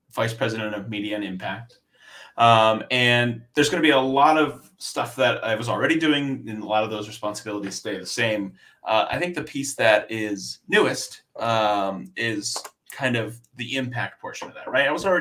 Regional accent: South Florida, United States; moved away; also born or lived in Philadelphia; I grew up in Florida, South Florida.

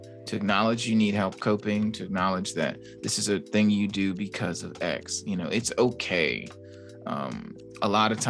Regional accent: Gary, Indiana, United States; now in Fort Wayne, United States; I'm from Gary, Indiana, right? So and I live in Fort Wayne, Indiana

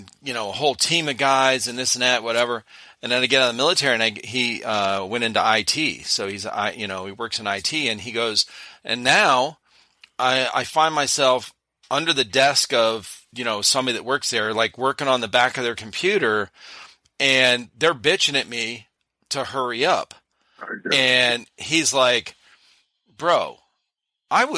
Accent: Cleveland, Ohio, United States; We moved back to where I grew up in Cleveland, Ohio

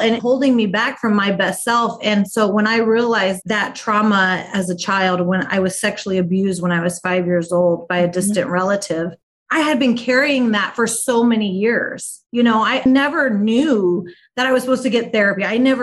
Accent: Midwest, United States; also born or lived in Omaha, Nebraska; I'm based in Omaha, Nebraska, born and raised in the Midwest

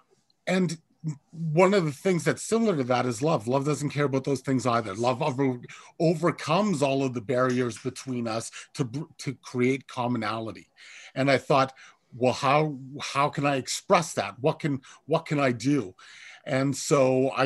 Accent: Kingston, Ontario, Canada; I am from Kingston, Ontario

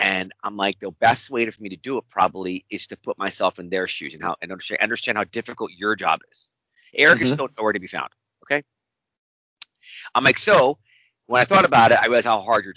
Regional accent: Wisconsin, United States; I'm just somebody from Wisconsin

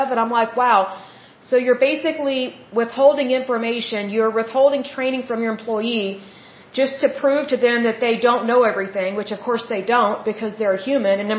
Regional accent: Oklahoma, United States; I'm from Oklahoma

